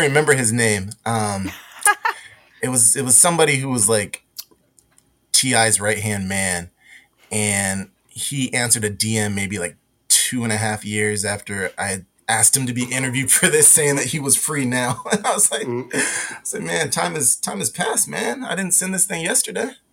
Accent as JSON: {"language": "English", "region": "West Coast", "country": "United States", "tie": "born or raised there", "said": "I grew up on the West Coast"}